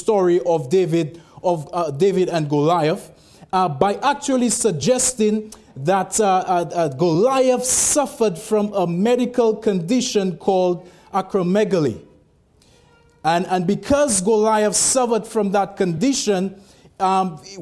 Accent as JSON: {"language": "English", "country": "St. Lucia", "moved": "yes", "said": "I'm actually originally from the West Indies, from St. Lucia."}